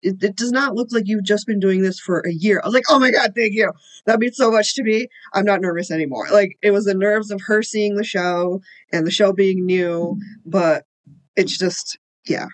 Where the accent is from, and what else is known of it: Illinois, United States; born or raised there; also born or lived in India